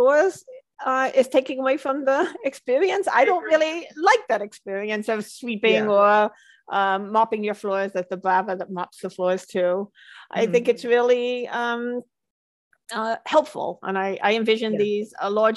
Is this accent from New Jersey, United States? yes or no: no; Long Island, New York, United States; moved away as an adult; also born or lived in London / Boston; I was born in London. I grew up on Long Island, and I moved to Boston to go to university.